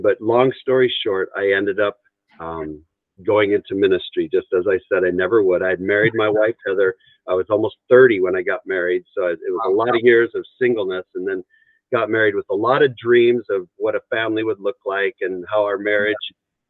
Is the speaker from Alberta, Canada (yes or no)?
yes; Three Hills, Alberta, Canada; born there; I was born in Canada, up in a little town called Three Hills, Alberta, Canada.